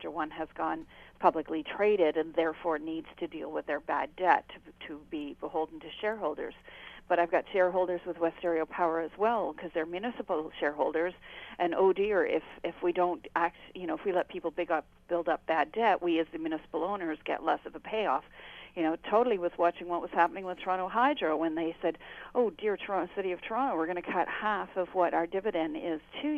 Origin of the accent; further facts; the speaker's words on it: United Kingdom; also born or lived in Canada; now in Bruce Grey County, Ontario, Canada; I'm British by birth